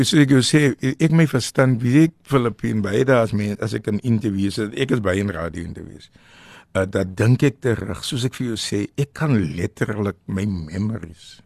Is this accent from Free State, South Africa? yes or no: no; Western Cape, South Africa; al het ons in die Kaap groot geword